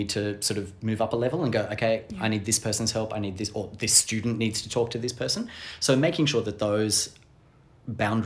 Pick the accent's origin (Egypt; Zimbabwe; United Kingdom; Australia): Australia; first language English; I'm Australian